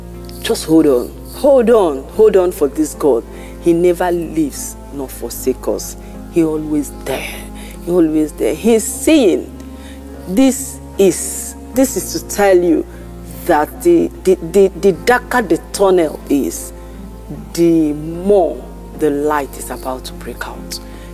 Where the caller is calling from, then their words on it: France; I'm calling in from France.